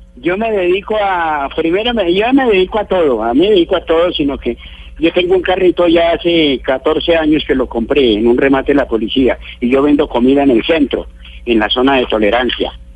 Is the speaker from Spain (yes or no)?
no; El Cocuy, Boyacá, Colombia; yo soy del Cocuy acá